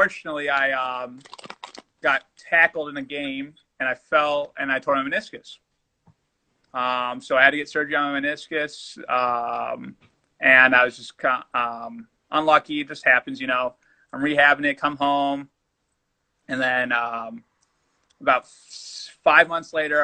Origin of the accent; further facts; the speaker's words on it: United States; me being American, for sure. And my Spanish wasn't up to par, even though I was half Puerto Rican